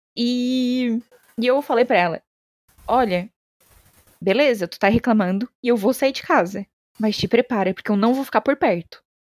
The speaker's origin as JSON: {"language": "Portuguese", "region": "Santa Catarina", "country": "Brazil", "moved": "as an adult", "lives_now": "São Paulo, Brazil", "said": "Eu sou de Santa Catarina, né? Sou do Sul"}